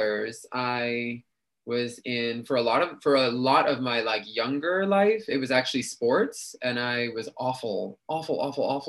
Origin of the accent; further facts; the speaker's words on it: New York City, New York, United States; also born or lived in Queens, New York City; Was born in Queens, but grew up in the Bronx